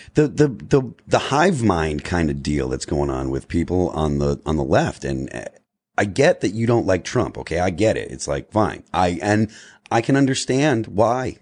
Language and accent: English; Springfield, Massachusetts, United States; we're from Western Massachusetts